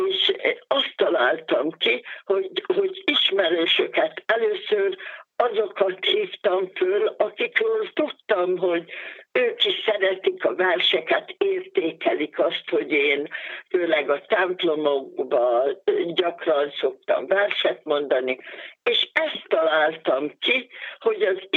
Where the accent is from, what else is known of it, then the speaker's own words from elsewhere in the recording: Iszkaszentgyörgy, Fejér, Hungary; moved away as an adult; now in Székesfehérvár, Hungary; Itt élek Székesfehérváron már 23. éve. Iszka Szentgyörgyön születtem. Nyugdíjas tanítónéni vagyok